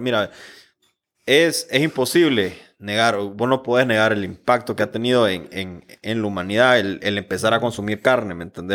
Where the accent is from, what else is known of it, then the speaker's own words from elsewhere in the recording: Honduras; Como hondureños